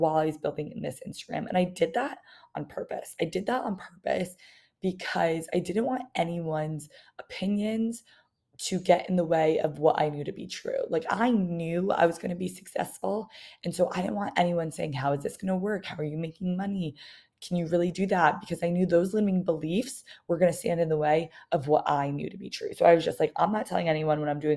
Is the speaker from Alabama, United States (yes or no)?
no; New York, United States; I was from New York